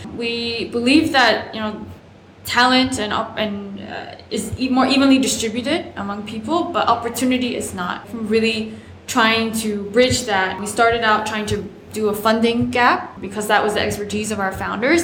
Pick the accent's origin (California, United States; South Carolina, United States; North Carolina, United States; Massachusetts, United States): South Carolina, United States; my home state, South Carolina